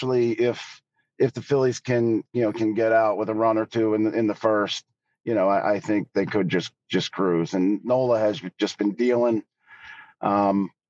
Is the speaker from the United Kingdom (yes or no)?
no; Philadelphia, Pennsylvania, United States; I'm born and raised in Philadelphia my whole life